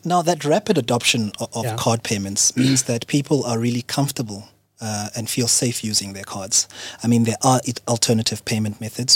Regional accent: Soweto, Gauteng, South Africa; I'm a township boy myself. I'm from Soweto

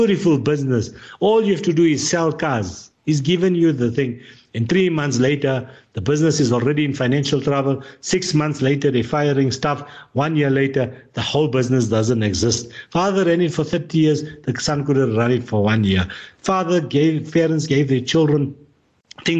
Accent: South Africa; as a South African, we are living in a democratic society

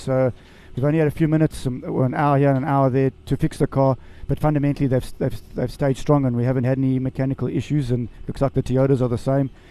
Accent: South Africa; Just to be here as a South African

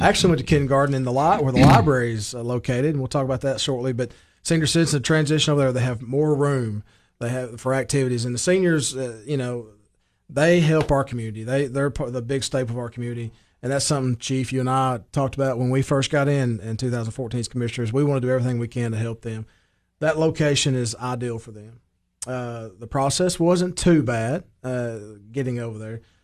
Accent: Baxter, Tennessee, United States; my hometown and the growth it's seeing

